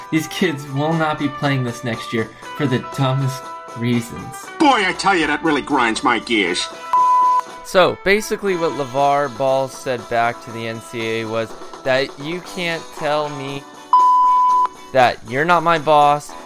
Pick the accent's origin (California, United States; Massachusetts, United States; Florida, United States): California, United States; Los Angeles; I grew up near Dorsey High School, for those of you that are familiar with the Los Angeles area